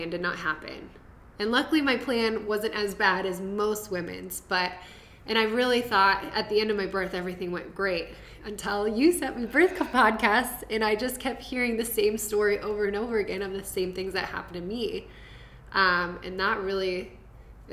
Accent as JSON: {"language": "English", "region": "Iowa", "country": "United States", "tie": "born or raised there", "said": "I grew up in Iowa"}